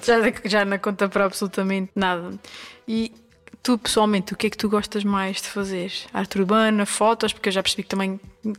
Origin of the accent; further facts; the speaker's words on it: Angra do Heroísmo, Azores, Portugal; moved away as an adult; Angra do Heroísmo, na Ilha Terceira, Açores, a terra onde nasci e vivi até aos meus 18 anos.